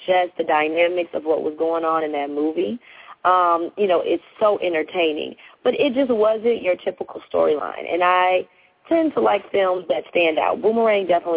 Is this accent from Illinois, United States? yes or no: yes; Chicago, Illinois, United States; moved away; I'm from Chicago, so obviously, you know, I'm really dedicated to my city